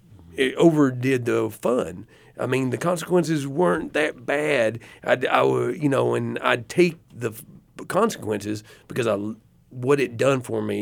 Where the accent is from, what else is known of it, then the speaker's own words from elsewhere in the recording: Athens, Tennessee, United States; we came from Athens, Tennessee, which is in between Chattanooga and Knoxville, Tennessee, and it was a dry county.